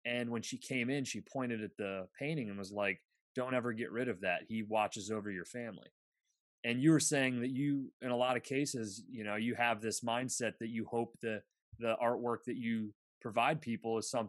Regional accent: Bradford, Pennsylvania, United States; I'm from Bradford, Pennsylvania, which is really close to the Seneca Nation of Indians, so a reservation.

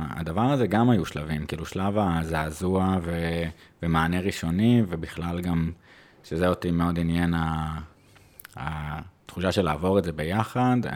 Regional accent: Jerusalem, Jerusalem District, Israel; על הירושלים, אני ירושלמי, סתם.

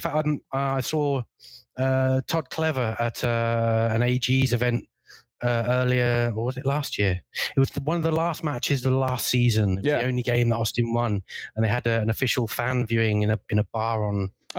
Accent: Neath, Wales, United Kingdom; also born or lived in England; Yes, I come from Wales. My family are Welsh. I went to school in England, so I don't have a Welsh accent.

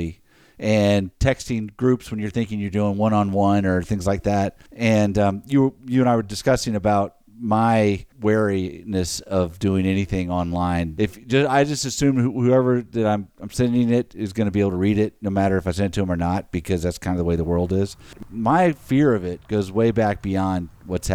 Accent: Alexandria, Louisiana, United States; I grew up near Alexandria, near the middle

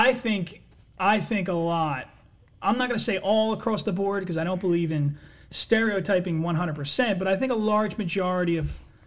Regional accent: United States; I'm an American

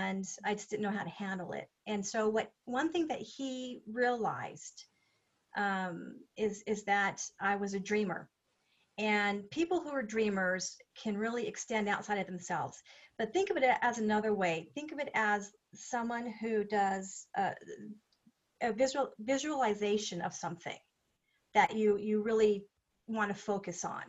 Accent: United States; as an American woman

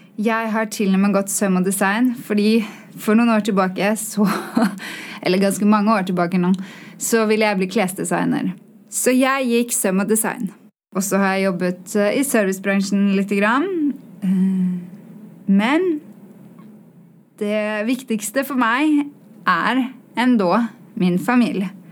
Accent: Oslo, Norway; accent: svorsk; Swedish is a second language; moved away; jag kommer från Oslo

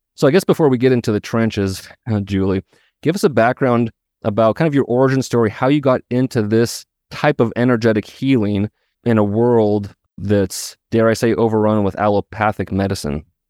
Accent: Missoula, Montana, United States; Missoula, Montana, my hometown

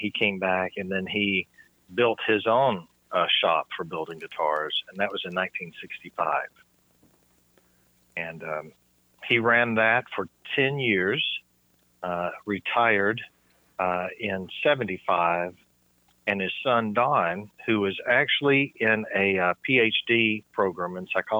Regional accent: Manchester, Tennessee, United States; I grew up in Manchester. At least that was my last several years of school.

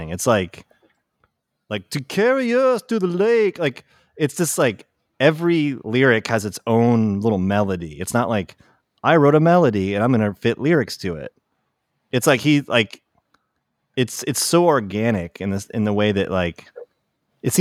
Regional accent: Connecticut, United States; moved away as an adult; also born or lived in Portland; I grew up in Connecticut

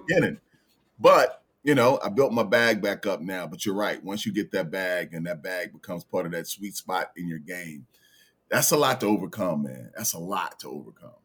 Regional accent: Birmingham, Alabama, United States; also born or lived in Los Angeles; now in Richmond, United States; born and raised in Birmingham, Alabama, but here in Richmond, I moved here in nineteen ninety-six

